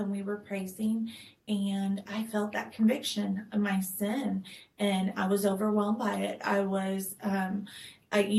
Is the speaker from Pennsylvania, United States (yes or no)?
no; El Paso, Texas, United States; born there; I was born in El Paso, Fort Bliss area